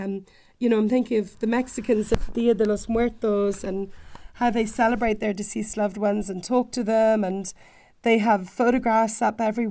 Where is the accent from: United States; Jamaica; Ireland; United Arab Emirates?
Ireland; Dublin, Leinster; I come from Dublin